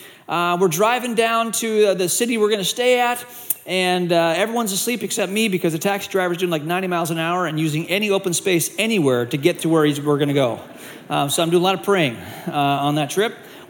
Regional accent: Malaysia; And I grew up in Asia. I went to boarding school in Malaysia.

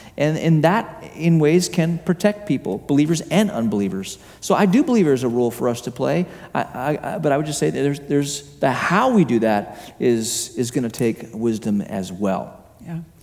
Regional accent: Hong Kong; moved away; I, I grew up in Hong Kong um, as a young kid

